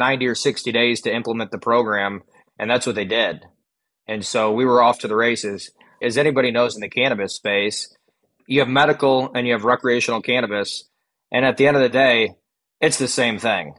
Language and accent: English; Illinois, United States; also born or lived in California; now in Missouri, United States; I'm originally from Illinois